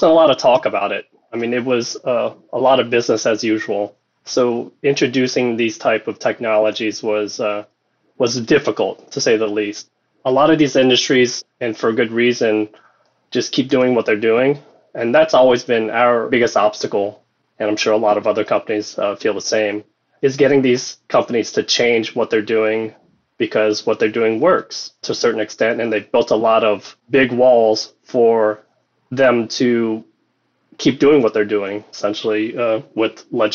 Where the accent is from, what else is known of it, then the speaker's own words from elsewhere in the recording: Louisiana, United States; moved away; also born or lived in New York; I am originally from Louisiana, so I moved back down to raise family